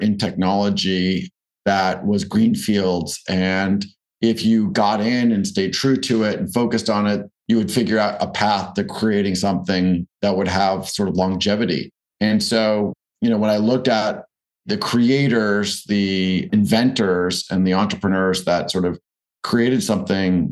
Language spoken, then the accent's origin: English; Newton, Massachusetts, United States; I grew up in Boston, actually in Newton, Massachusetts